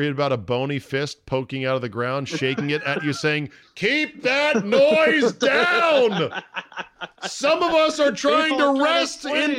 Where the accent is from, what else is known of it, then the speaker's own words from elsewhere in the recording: McLean, Virginia, United States; just miles from the mean streets where I grew up in McLean, Virginia.